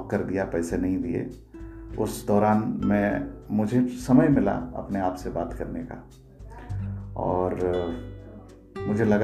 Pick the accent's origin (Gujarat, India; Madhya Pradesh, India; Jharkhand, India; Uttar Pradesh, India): Jharkhand, India; Chhota Bambo; now in Mumbai, India; मेरा गांव जो है छोटा बम्बो वो झारखंड के एक बहुत ही पिछड़े इलाके को बिलोंग करता है जमशेदपुर सिटी से करीब 75 किलोमीटर दूर है सो मेरा बचपन वहीं गुजरा करीब सातवीं क्लास तक मैं अपने गांव के और बगल वाले गांव के स्कूल में पढ़ा